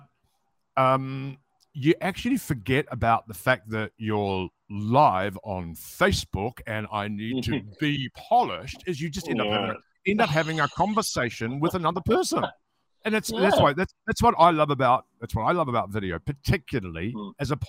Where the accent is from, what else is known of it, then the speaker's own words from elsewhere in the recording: New Zealand; moved away; also born or lived in Sydney, Australia; I'm an Australian citizen, but I was born in New Zealand. But yes, when I lived in Sydney, my mother was born in Melbourne